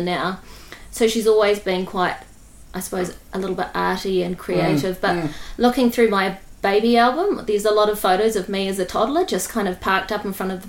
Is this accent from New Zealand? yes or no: yes; Eketāhuna, Manawatū-Whanganui, New Zealand; also born or lived in London / Christchurch; now in Wellington, New Zealand; I grew up in Ikitahuna.